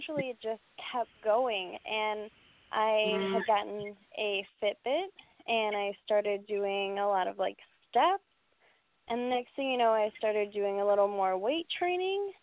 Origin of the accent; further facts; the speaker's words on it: Doylestown, Wisconsin, United States; moved away as an adult; I'm from Doylestown, Wisconsin